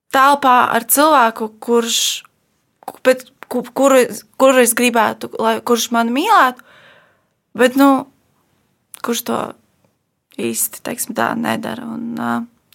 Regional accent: Ogre, Ogre Municipality, Latvia; es nāku no mazas pilsētas. Uh, es nāku no Ogres

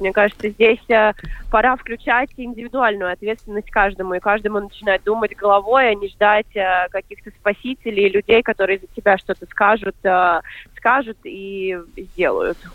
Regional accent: Latvia; first language Russian; я являюсь гражданкой, а, гражданкой Латвии.

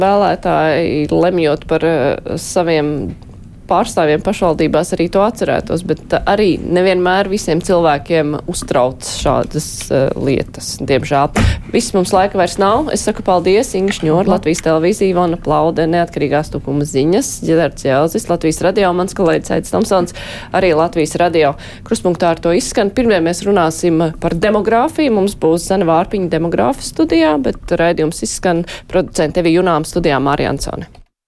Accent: Jūrmala, Latvia; būdama jūrmalniece

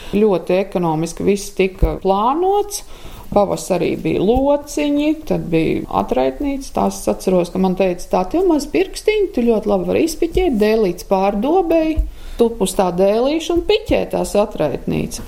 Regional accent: Latvia; also born or lived in Ukraine; es esmu dzimis Ukrainā. Un tad mm, tika atpakaļ uz Latviju

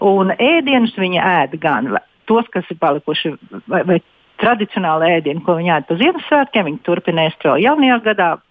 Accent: Dobele, Dobele Municipality, Latvia; now in Loimaa, Finland; Latvijā es nāku no Dobelas, un es esmu tādā pašā pilsētiņā kā Dobelas, Somijā.

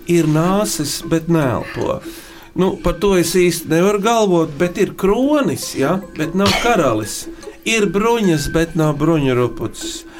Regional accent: Riga, Latvia; es esmu no Rīgas, un mana mīkla ir šāda.

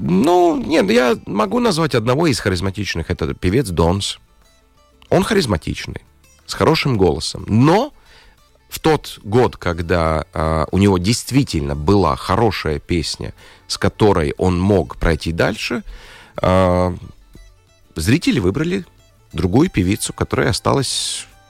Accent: Latvia; Russian is a second language; По паспорту я латыш

